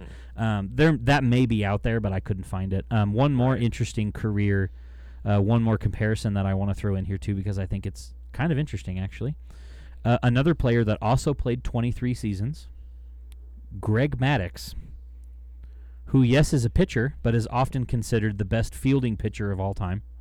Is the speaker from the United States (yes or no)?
yes; United States; I'm American